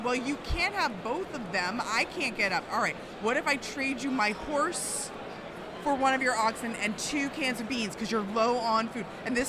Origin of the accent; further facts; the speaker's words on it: Massachusetts, United States; also born or lived in New York / Washington, D.C. / Chicago; I grew up in Massachusetts.